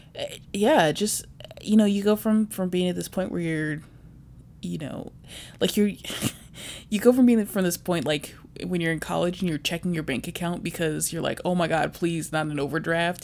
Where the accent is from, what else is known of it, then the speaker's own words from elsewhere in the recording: Virginia, United States; also born or lived in Chicago; now in Bay Area, United States; I'm also originally from Virginia, but right now I live in the Bay Area for work.